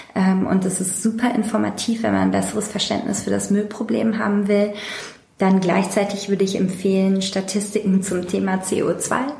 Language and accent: German; Hamburg, Germany; ich komme ursprünglich aus Hamburg und war immer Teil von äh, einer linken Hamburger Szene